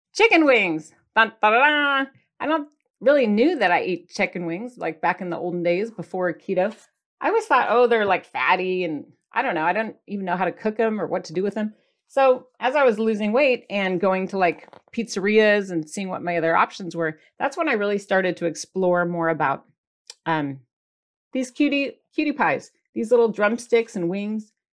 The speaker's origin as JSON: {"language": "English", "region": "Michigan", "country": "United States", "moved": "yes", "lives_now": "California, United States", "said": "I'm from Michigan, and we had Chi Chi's restaurant"}